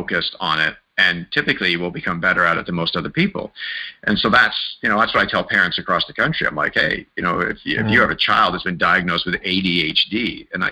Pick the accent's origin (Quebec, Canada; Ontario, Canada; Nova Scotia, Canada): Ontario, Canada; Mississauga; also born or lived in Wimbledon, London; I ended up growing up in Mississauga, just outside of Toronto